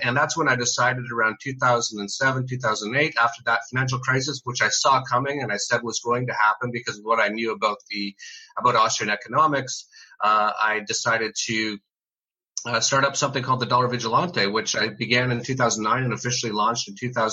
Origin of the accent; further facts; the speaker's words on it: Canada; moved away as an adult; I'm from Canada originally